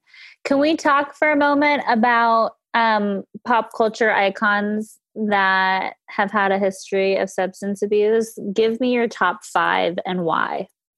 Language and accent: English; Thousand Oaks, California, United States; Thousand Oaks, California, my hometown.